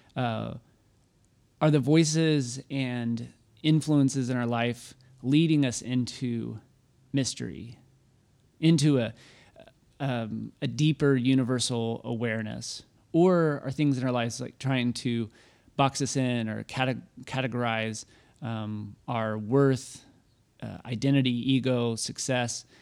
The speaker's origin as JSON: {"language": "English", "town": "Waco", "region": "Texas", "country": "United States", "tie": "born or raised there", "said": "I'm from Waco, so I got made fun of all the time growing up being from Waco"}